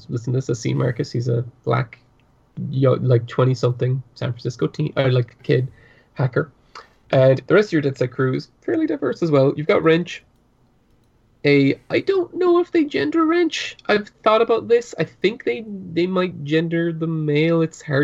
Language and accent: English; Ireland; accent: Irish; My Irish accent comes out more when I'm talking to my family.